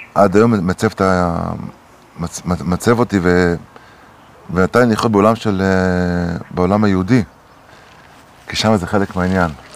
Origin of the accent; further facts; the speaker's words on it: Acre, Northern District, Israel; גדלתי בעכו